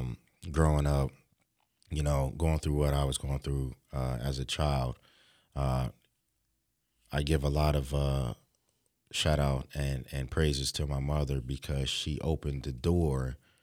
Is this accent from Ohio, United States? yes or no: no; Philadelphia, Pennsylvania, United States; I'm from Philadelphia.